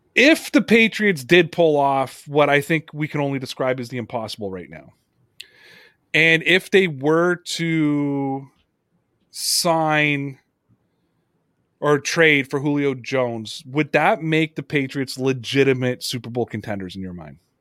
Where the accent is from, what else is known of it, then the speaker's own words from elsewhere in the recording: Toronto, Ontario, Canada; it's my hometown